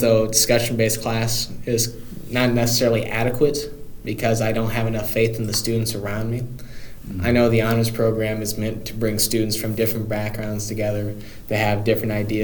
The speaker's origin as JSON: {"language": "English", "town": "Carbondale", "region": "Illinois", "country": "United States", "tie": "born or raised there", "moved": "as an adult", "lives_now": "Springfield, United States", "said": "I was going to go to SIUC if I didn't get admitted anywhere else because I lived 5 minutes off of campus."}